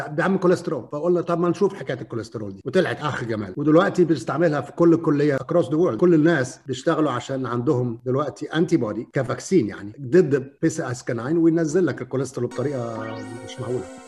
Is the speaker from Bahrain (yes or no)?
no; Egypt; moved away; احنا عندنا في مصر